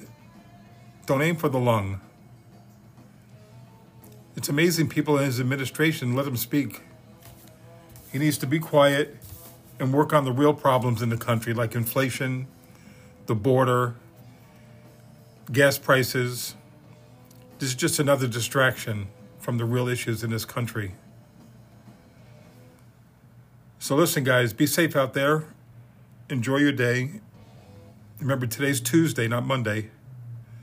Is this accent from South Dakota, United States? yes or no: no; New York City, New York, United States; also born or lived in Bloomington, Illinois; now in Deerfield Beach, United States; I'm from Bayside, Queens, New York. I grew up there. I was born in Bloomington, Illinois